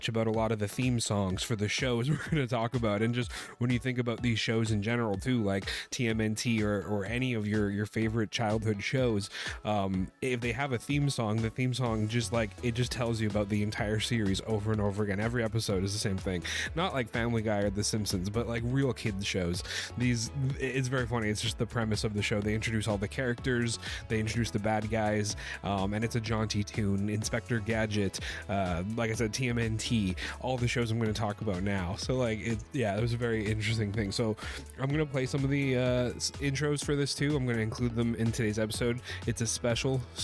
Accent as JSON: {"language": "English", "country": "Canada", "said": "as a Canadian creator myself"}